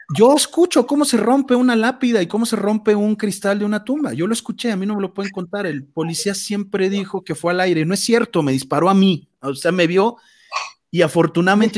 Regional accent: Mexico; nosotros como mexicanos

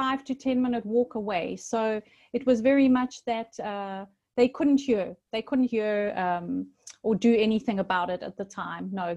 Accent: Durban, KwaZulu-Natal, South Africa; now in Paphos, Cyprus; I was born in South Africa in a town called Durban by the sea, hence living now in Paphos by the sea here in Cyprus

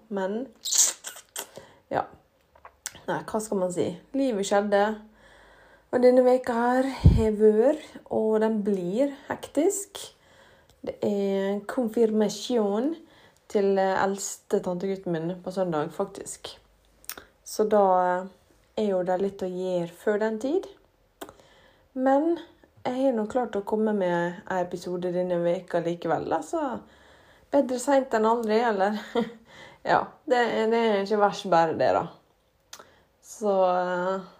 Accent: Ålesund, Møre og Romsdal, Norway; den flotte, flotte byen vår

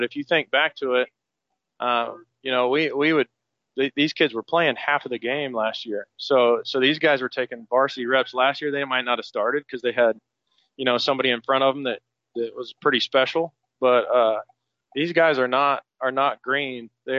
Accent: Arkansas City, Kansas, United States; now in Derby, United States; you know, I'm from Ark City. I got a lot of pride in that, but man, Derby's home

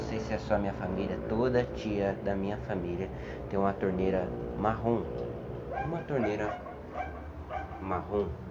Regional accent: Osasco, São Paulo, Brazil; Sou de Osasco

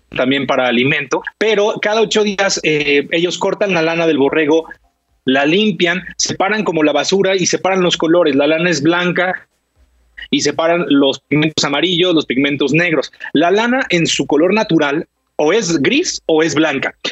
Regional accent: Mexico; como mexicanos

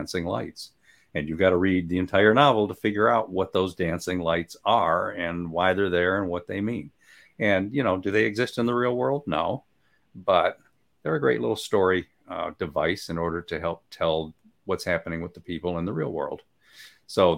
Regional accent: Michigan, United States; now in Guntersville, United States; I'm from Michigan

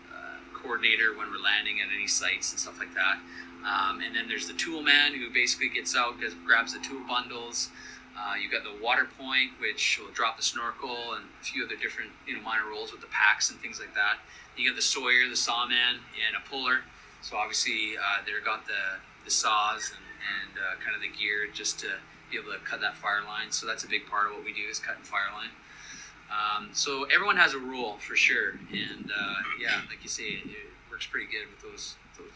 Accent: Canada; also born or lived in Southern California; we're all from Canada, and I still live in Canada

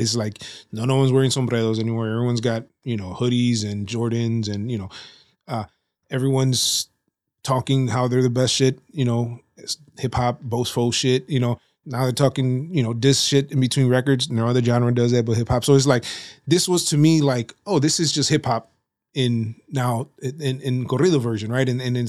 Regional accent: Nuevo Laredo, Tamaulipas, Mexico; My dad is from Matamoros, but they were raised in Nuevo Laredo, Tamaulipas. So we say we're from Nuevo Laredo, Tamaulipas.

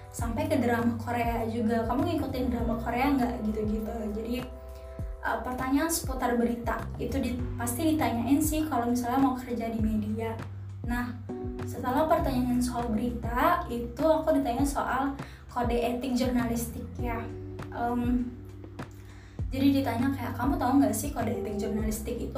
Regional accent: Medan, North Sumatra, Indonesia; oh karena aku dari Medan kan ya, jadi mereka nanya nanti kalau misal kamu beneran keterima uh, kerja di Jakarta kamu tuh mau tinggalnya di mana gitu

